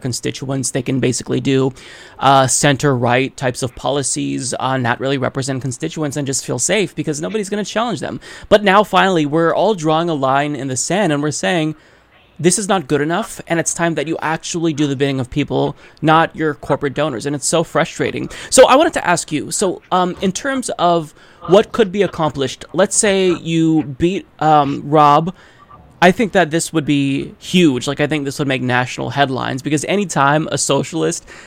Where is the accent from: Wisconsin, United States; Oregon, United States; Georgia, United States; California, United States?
Oregon, United States; Portland; I grew up around in St. John's